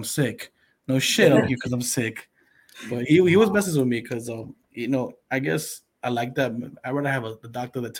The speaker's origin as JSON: {"language": "English", "town": "New York City", "region": "New York", "country": "United States", "tie": "born or raised there", "moved": "as an adult", "lives_now": "New Jersey, United States", "said": "I was raised in Brooklyn, too."}